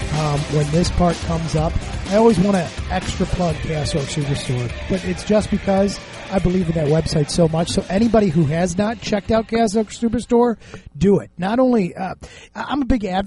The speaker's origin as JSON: {"language": "English", "country": "United States", "said": "We're American"}